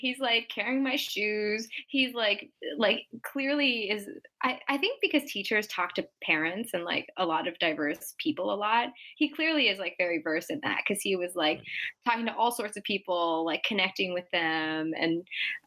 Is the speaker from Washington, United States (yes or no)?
yes; Seattle, Washington, United States; now in San Francisco, United States; I'm from Seattle